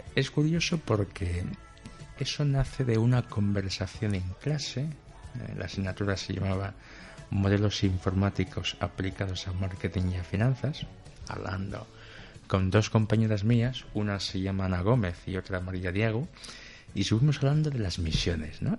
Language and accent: Spanish; Equatorial Guinea; moved away as an adult; now in Spain; en África en general y en mi país en particular